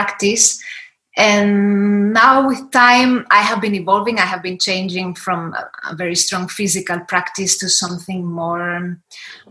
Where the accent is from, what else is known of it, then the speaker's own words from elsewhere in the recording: Spain; I'm from Spain.